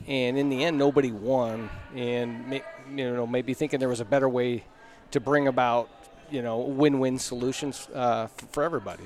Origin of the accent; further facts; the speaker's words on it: Klamath Falls, Oregon, United States; moved away as an adult; now in Montana, United States; I grew up in Klamath Falls, Oregon